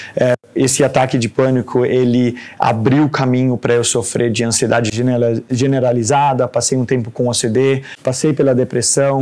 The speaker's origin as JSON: {"language": "Portuguese", "country": "Denmark", "tie": "born or raised there", "also_born_or_lived": "Brazil", "moved": "as an adult", "lives_now": "Santos, Brazil", "said": "Nasci no Brasil e fui embora com 4 anos é, para Dinamarca. Sou de uma família de dinamarqueses e noruegueses que construíram família no Brasil"}